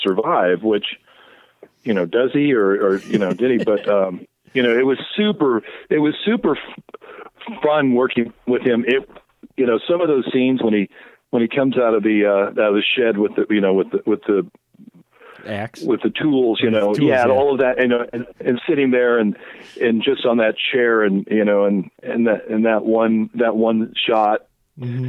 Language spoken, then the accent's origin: English; Oregon, United States; I grew up in Oregon.